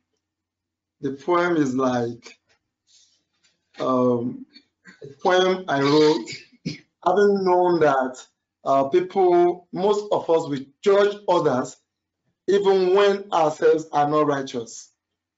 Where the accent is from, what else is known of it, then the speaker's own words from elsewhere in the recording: Nigeria; I'm a Nigerian.